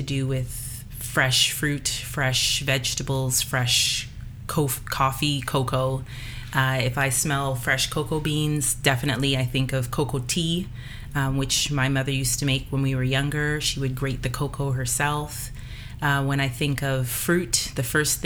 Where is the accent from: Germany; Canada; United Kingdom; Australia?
Canada; Toronto, Ontario; also born or lived in St. George's, Grenada; And from the time I grew up in Toronto